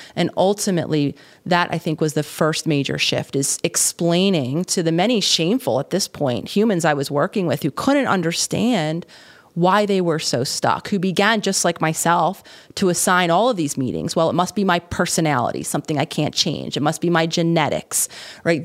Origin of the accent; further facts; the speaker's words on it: Philadelphia, Pennsylvania, United States; living in Philadelphia, the city of my hometown